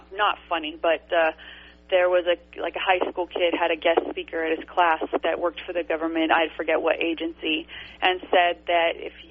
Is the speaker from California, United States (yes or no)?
yes; High Desert, Southern California, United States; I grew up in Southern California in what's called the High Desert